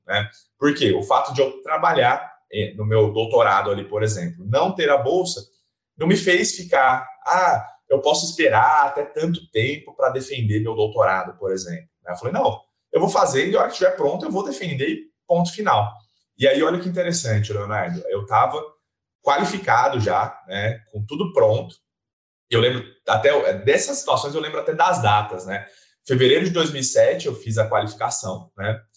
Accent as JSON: {"language": "Portuguese", "town": "Bauru", "region": "São Paulo", "country": "Brazil", "said": "eu sou daqui de Bauru"}